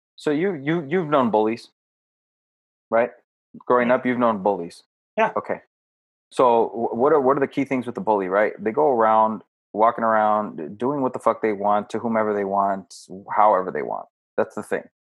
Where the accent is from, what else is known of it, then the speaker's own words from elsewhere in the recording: United States; we are American